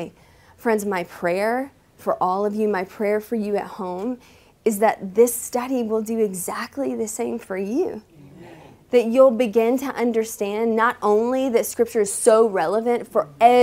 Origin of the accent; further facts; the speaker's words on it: the South, United States; I was raised in the South